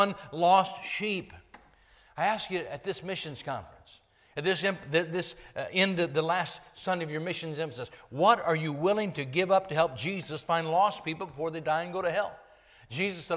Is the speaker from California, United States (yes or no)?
yes; Northern California, United States; I dropped out of school in Northern California when I was 16